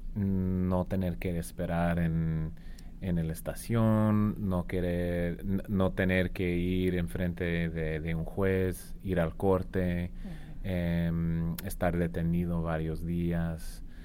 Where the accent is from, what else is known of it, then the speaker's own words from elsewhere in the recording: Arizona, United States; now in Tucson, United States; yo soy de Arizona. Vivo ahora en Tucson, pero yo crecí en un pueblo que está más como en el centro del estado